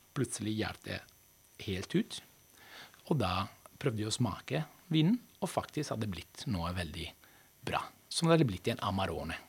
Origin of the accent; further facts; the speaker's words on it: Veneto, Italy; now in Norway; Jeg kommer fra Veneto.